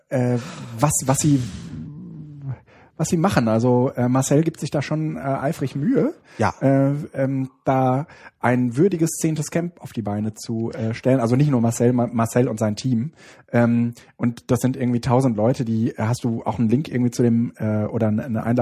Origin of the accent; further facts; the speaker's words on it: Baiersbronn, Baden-Württemberg, Germany; ich komme aus Bayersbronn. Ja, das ist ähm, das ist jetzt, äh, sage ich mal, die Umge also das ist schon ein bisschen im Süden.